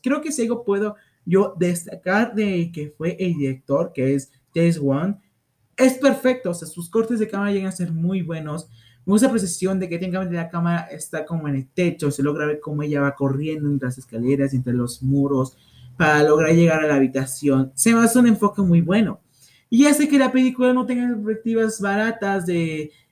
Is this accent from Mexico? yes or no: yes; Mexico